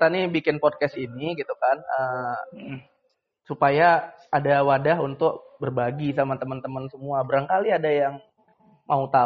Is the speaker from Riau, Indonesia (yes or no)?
yes; Dumai, Riau, Indonesia; kebetulan saya juga putra daerah Kota Dumai dan bekerja untuk Kota Dumai dan uh, berkontribusi juga untuk Kota Dumai.